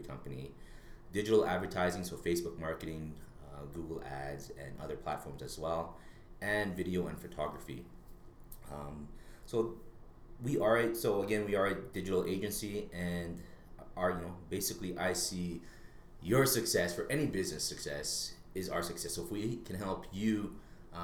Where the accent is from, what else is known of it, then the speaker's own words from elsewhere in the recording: Winnipeg, Manitoba, Canada; moved away as an adult; now in Edmonton, Canada; I was born and raised in Winnipeg, Manitoba